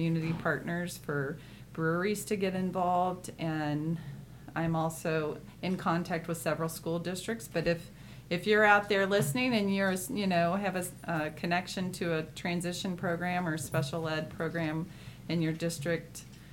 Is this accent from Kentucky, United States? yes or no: yes; Louisville, Kentucky, United States; moved away; I'm actually from Louisville originally